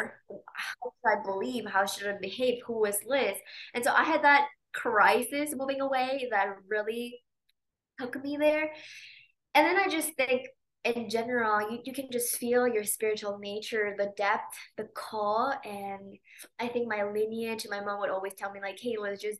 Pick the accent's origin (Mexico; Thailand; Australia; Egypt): Mexico; Mexico City; moved away as an adult; I was born in Mexico City, and that's where I grew up until I was 19